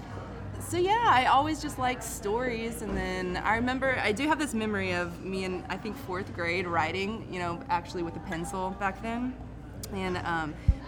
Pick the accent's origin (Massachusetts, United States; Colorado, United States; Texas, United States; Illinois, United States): Illinois, United States; I grew up in Illinois, in the country